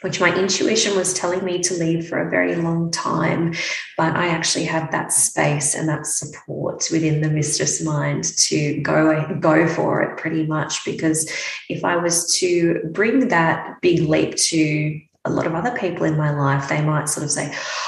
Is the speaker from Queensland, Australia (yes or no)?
no; Melbourne, Victoria, Australia; moved away as an adult; now in Brisbane, Australia; I'm from Melbourne and I grew up in Melbourne. I've lived most of my life in Melbourne